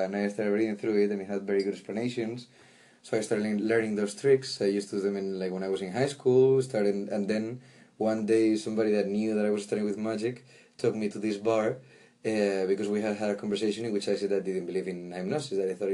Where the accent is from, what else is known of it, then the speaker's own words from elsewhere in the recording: Galicia, Spain; moved away; also born or lived in Madrid, Spain; I come from Spain, born in Galicia in the northwest, close to the Atlantic, and I spent 19 years of my life in Madrid